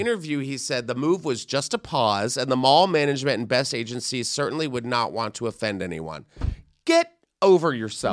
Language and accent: English; Texas, United States; I'm from Texas